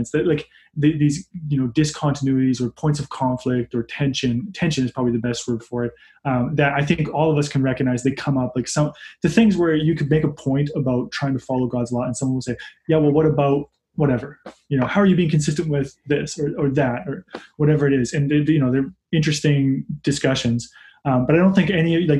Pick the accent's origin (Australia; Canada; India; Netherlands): Canada; I'm a Canadian.